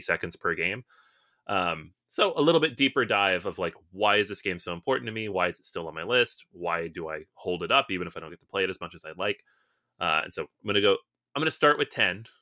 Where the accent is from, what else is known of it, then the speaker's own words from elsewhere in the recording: United States; We're American.